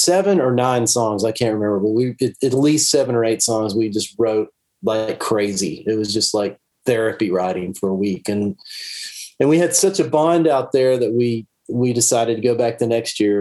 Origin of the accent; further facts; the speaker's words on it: Dallas, Texas, United States; I grew up in Dallas